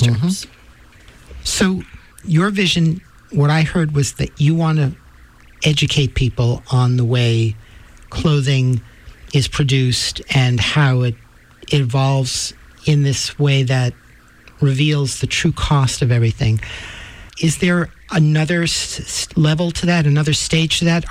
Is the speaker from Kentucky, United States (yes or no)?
no; New York City, New York, United States; I'm from Manhattan